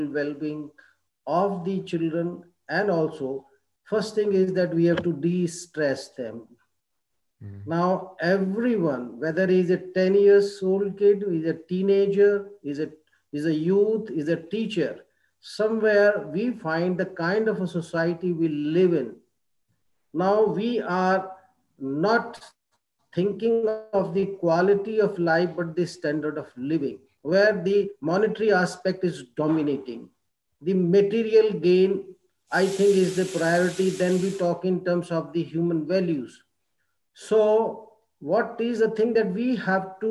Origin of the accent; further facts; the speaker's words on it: India; we as Indian educators